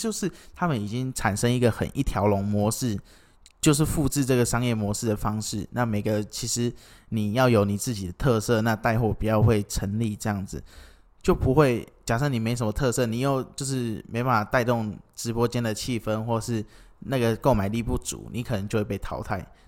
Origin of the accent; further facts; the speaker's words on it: Kinmen County, Taiwan; 没有，我是金门人这样子。